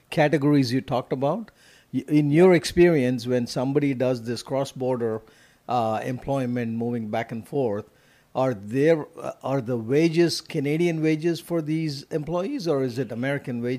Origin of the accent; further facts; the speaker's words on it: Bangalore, Karnataka, India; now in Houston, United States; I'm from Bangalore originally, which is the IT capital in India.